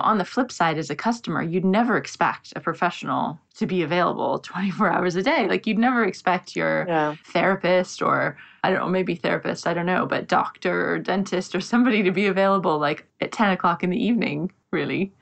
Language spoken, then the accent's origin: English; United States; now in London, United Kingdom; I'm in London, but I'm American